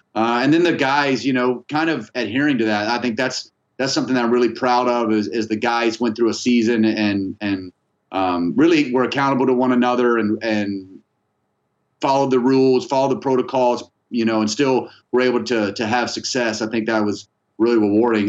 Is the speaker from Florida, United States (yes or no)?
yes; Tallahassee, Florida, United States; I grew up in, in Tallahassee